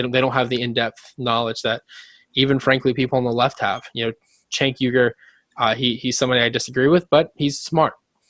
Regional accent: Yulee, Florida, United States; my hometown, Yulee, Florida.

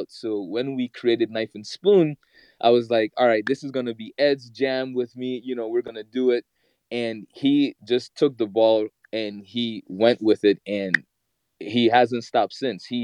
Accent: Guyana; growing up in the Caribbean, especially in Guyana, like my parents, well, my grandparents, I should say, they had a farm.

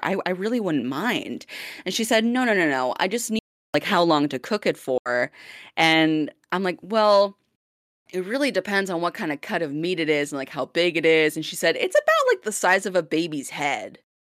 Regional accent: Blaine, Minnesota, United States; accent: Minnesotan; now in Vancouver, Canada; my hometown accent from Blaine, Minnesota

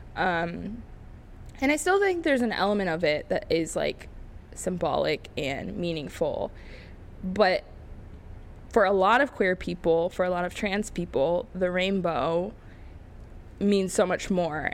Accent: Dayton, Ohio, United States; now in Columbus, United States; I grew up an hour from here in, I'll say it, Dayton, Ohio. Uh, born and raised in Ohio

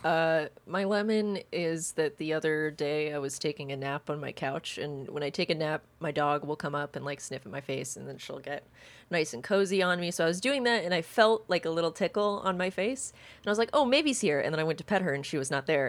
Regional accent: the South, United States; I grew up in the South

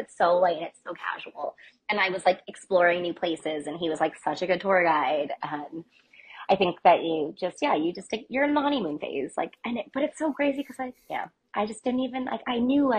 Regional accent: East Coast, United States; And I was like, well, I'm from the East Coast, so I'm not moving to Florida, but I would love to move to Texas.

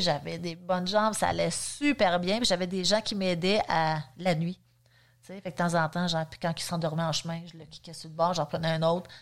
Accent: Saint-Jérôme, Quebec, Canada; moved away as an adult; now in Sainte-Adèle, Canada; je viens quand même de Saint-Jérôme. Euh, je suis née là-bas aussi. J'ai vraiment resté là

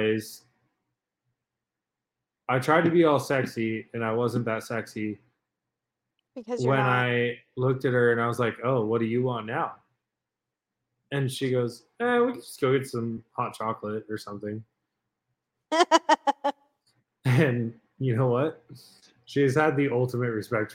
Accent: Dehesa, California, United States; I grew up on Dehisa.

